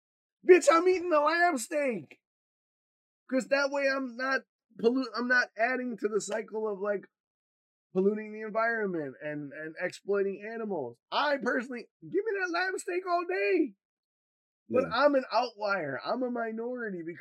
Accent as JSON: {"language": "English", "region": "Michigan", "country": "United States", "tie": "born or raised there", "moved": "yes", "lives_now": "Wisconsin, United States", "said": "I grew up in Michigan and here in Wisconsin."}